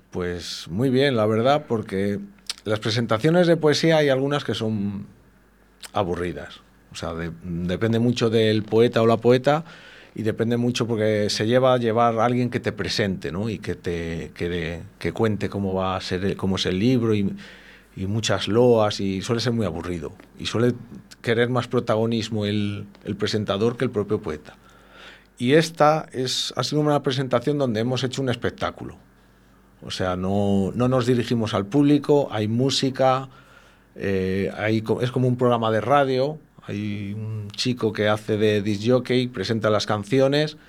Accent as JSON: {"language": "Spanish", "country": "Spain", "said": "como somos castellanos de hombres rudos del invierno"}